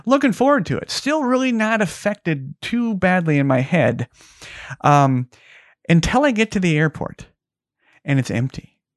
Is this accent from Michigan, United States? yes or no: no; Las Vegas, Nevada, United States; my hometown of Vegas.